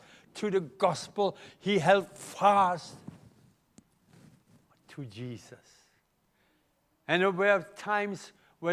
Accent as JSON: {"language": "English", "country": "Germany", "accent": "German", "second_language": "English", "moved": "yes", "lives_now": "Melbourne, Australia", "said": "my German accent"}